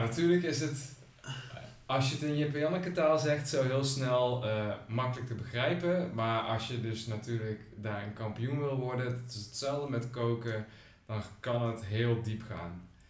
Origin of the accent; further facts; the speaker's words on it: Groesbeek, Gelderland, Netherlands; ik kom zelf uit Groesbeek bij Nijmegen